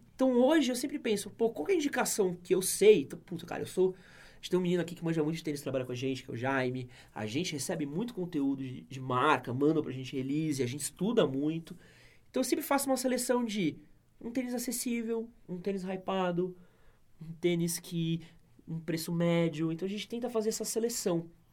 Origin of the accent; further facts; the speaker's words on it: São Paulo, Brazil; eu nasci aqui na Moca